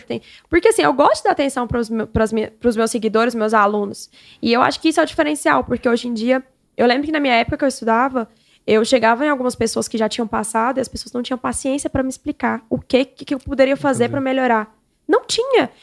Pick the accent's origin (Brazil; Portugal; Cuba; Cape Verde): Brazil; Xinguara, Pará; moved away; eu vim de Xinguara, lá do Pará, para cá para estudar